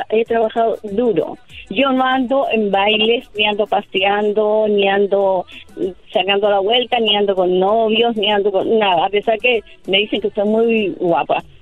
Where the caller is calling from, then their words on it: Kansas, United States; yo en estos momentos estoy